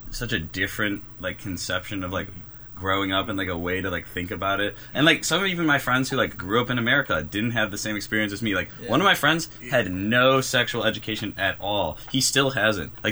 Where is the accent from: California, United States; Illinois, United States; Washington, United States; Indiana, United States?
Illinois, United States; Oak Park; moved away as an adult; now in Providence, United States; I'm from Oak Park, Illinois.